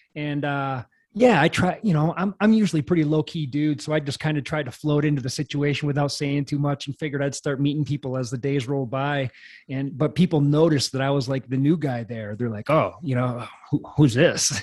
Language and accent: English; Janesville, Wisconsin, United States; I was just a kid in Wisconsin